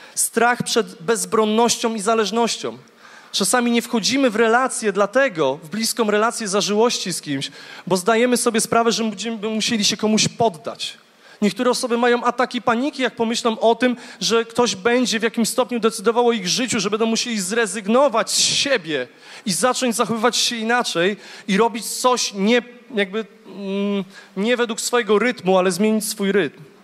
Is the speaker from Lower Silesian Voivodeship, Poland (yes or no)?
yes; Głogów, Lower Silesian Voivodeship, Poland; Ja jestem z Głogowa